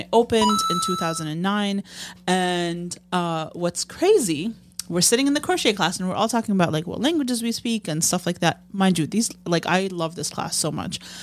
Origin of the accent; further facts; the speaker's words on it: Amman, Amman Governorate, Jordan; moved away as an adult; now in Chicago, United States; I grew up in Jordan, right? And I moved here for college.